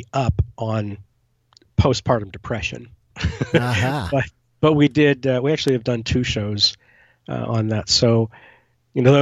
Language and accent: English; Pennsylvania, United States; moved away; my hometown in Pennsylvania